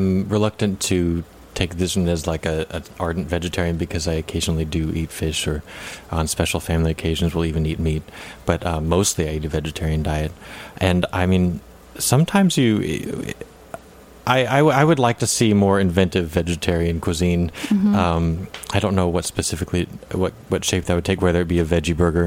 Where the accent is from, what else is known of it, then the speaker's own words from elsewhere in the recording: Idaho, United States; moved away as an adult; now in New York, United States; I grew up in Idaho and I worked in a bakery there during the summers